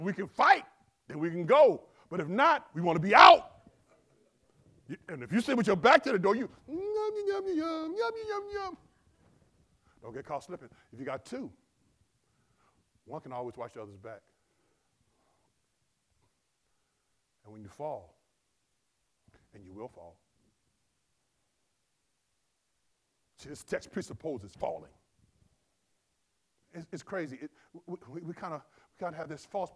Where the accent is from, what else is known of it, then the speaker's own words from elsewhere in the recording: Compton, California, United States; I grew up in Compton